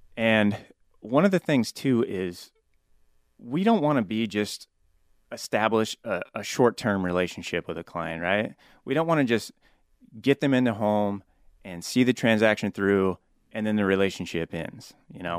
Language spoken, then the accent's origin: English; Topeka, Kansas, United States; moved away as an adult; also born or lived in Concordia, Kansas / Wayne, Nebraska; now in Omaha, United States; Born and raised in Topeka, Kansas